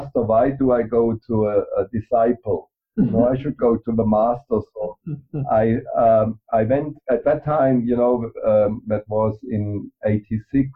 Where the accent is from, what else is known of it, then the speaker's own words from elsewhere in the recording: Germany; I grew up in Germany